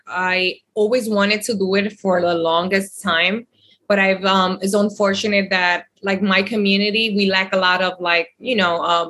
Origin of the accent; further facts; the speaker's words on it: Dominican Republic; I'm from the Dominican Republic, and it's unfortunate.